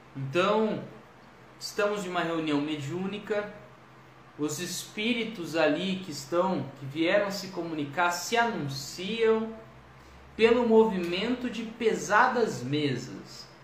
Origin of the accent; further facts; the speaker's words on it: Ribeirão Preto, São Paulo, Brazil; Eu também sou de Ribeirão Preto